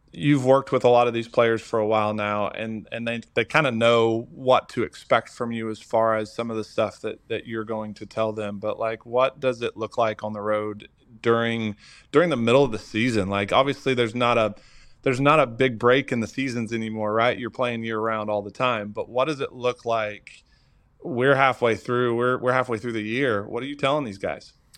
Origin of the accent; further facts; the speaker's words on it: Oklahoma, United States; moved away as an adult; I am originally from Oklahoma, born and raised